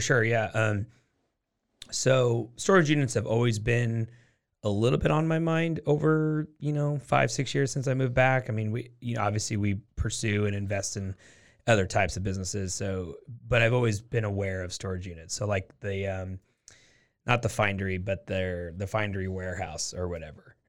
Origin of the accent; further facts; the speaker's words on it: Portland, Oregon, United States; now in Waco, United States; I'm from Portland, Oregon is where I'm from